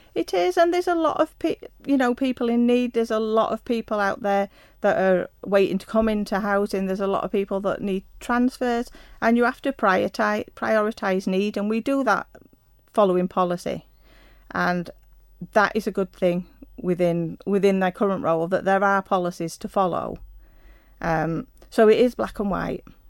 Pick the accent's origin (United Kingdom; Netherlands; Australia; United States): United Kingdom; Yorkshire and the Humber; moved away as an adult; also born or lived in London; I was born in South Yorkshire in a small mining town. Um, attended a local school and left school at 17